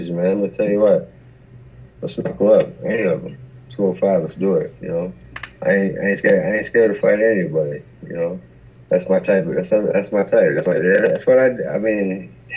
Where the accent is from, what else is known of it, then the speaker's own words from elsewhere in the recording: Michigan, United States; we're both from Michigan